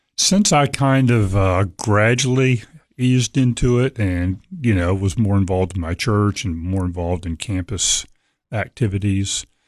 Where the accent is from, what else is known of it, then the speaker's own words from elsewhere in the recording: Norfolk, Virginia, United States; Grew up in Norfolk, Virginia